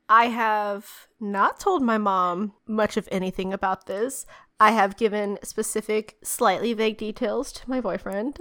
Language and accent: English; United States; as an American